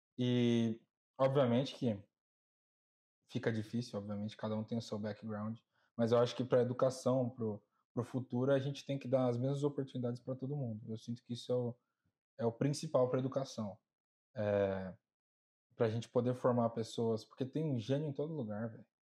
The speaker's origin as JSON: {"language": "Portuguese", "country": "Brazil", "moved": "yes", "lives_now": "United States", "said": "de onde eu venho, no Brasil em geral"}